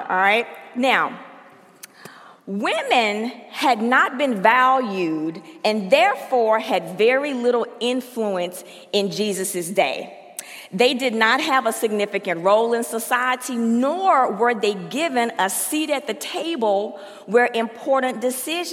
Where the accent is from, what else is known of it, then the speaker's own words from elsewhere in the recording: Mississippi, United States; moved away; I'm from Mississippi, and I am a Southern Baptist